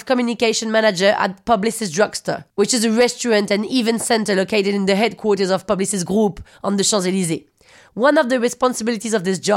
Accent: Paris, Île-de-France, France; English is a second language; also born or lived in London; Parisian, 36, born in London.

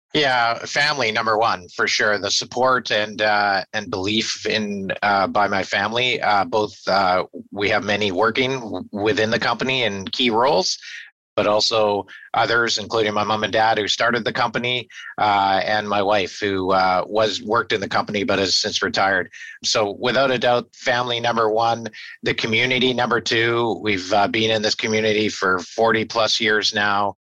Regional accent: Victoria, British Columbia, Canada; born and raised in Victoria and proud to be uh, be a uh, Victorian

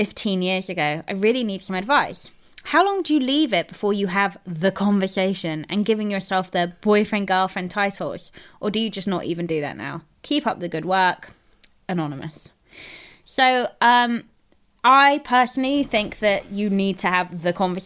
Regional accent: London, United Kingdom; I'm like a Londoner.

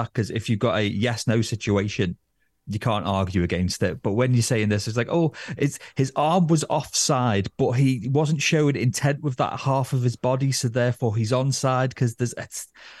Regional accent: Northern England, United Kingdom; as Northern English men who love a moan, we'll still find ways to complain about it

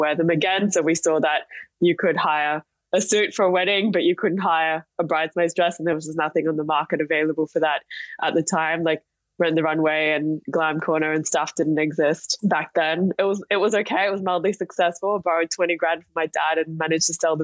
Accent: Singapore; moved away; also born or lived in Perth, Australia; I grew up in Singapore where I was born. I was there till I was 10, and then I moved to Perth, of all cities in Australia. And I was there for a couple of years, and then actually moved back to Singapore, went to an international school.

